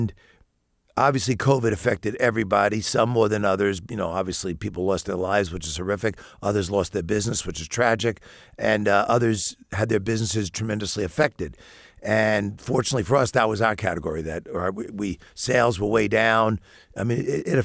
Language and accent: English; New York City, New York, United States; now in Bloomington, United States; I'm born and raised in New York City